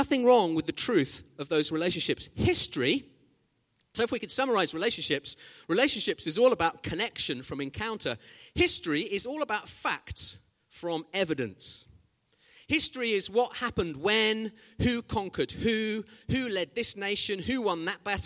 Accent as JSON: {"language": "English", "country": "Zimbabwe", "tie": "born or raised there", "said": "When I was growing up in Zimbabwe"}